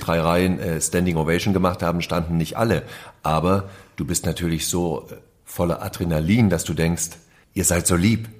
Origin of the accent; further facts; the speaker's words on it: East Germany, Germany; als ich in dieser DDR lebte